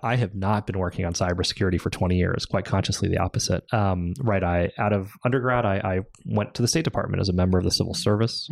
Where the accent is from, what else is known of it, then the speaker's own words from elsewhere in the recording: California, United States; we moved home to California. We're both Californian